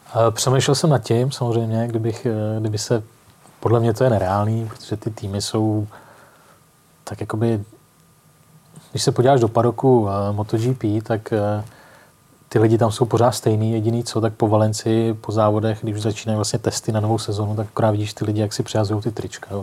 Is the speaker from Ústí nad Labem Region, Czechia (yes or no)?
yes; Most, Ústí nad Labem Region, Czechia; Já jsem mostecký rodák